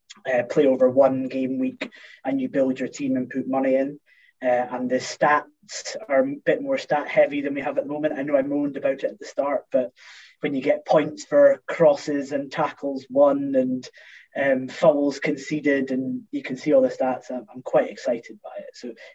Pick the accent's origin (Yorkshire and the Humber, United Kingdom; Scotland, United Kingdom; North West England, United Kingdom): Scotland, United Kingdom; As a Scottish international DraftKings player, I do like the more complicated versions of fantasy football.